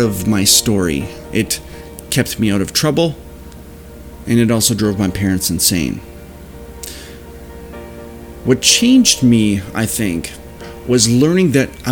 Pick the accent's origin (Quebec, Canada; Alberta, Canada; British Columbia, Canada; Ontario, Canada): Ontario, Canada; Leamington; I was born and raised right here in Leamington, Ontario